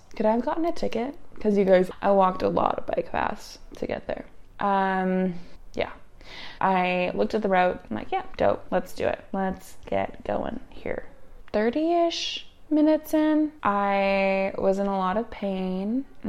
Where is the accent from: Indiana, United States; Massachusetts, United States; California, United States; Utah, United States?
Utah, United States; So I'm from Utah. I'm from a very high elevation place.